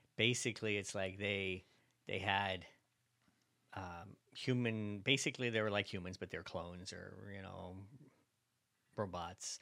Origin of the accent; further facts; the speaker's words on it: Virginia, United States; I'm from Virginia